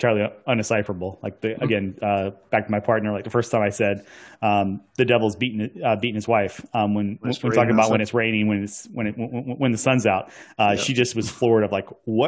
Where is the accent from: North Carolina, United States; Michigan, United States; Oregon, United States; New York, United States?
North Carolina, United States; Hertford; my dad owned a slaughterhouse that was, outside of Hertford on the county line to Gates. Right. So like we're out in the country